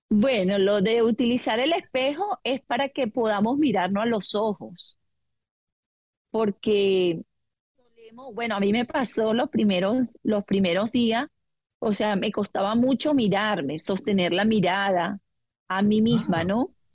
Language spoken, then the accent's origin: Spanish; Venezuela; moved away as an adult; now in Australia; yo soy venezolana, aunque mis padres son portugueses